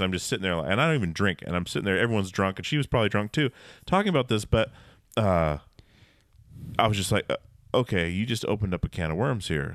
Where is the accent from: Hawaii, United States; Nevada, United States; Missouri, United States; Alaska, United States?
Alaska, United States; growing up in Alaska